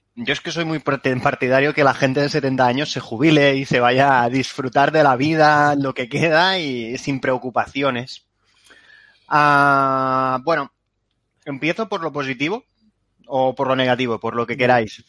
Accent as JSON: {"language": "Spanish", "region": "Catalonia", "country": "Spain", "said": "soy catalán"}